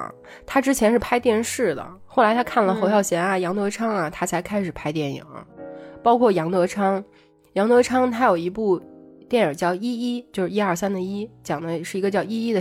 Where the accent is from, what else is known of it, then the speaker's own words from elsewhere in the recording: North China, China; 虽然我跟…都在北方长大，但是看这部电影其实也勾起了很多很多关于我们童年暑假的回忆。